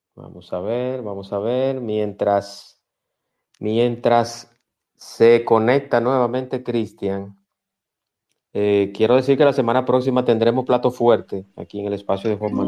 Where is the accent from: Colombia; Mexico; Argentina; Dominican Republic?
Dominican Republic; yo como dominicano